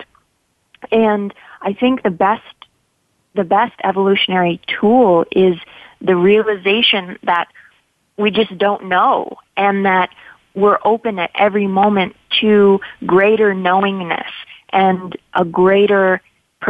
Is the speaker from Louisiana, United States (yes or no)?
no; Los Angeles, California, United States; I grew up in Los Angeles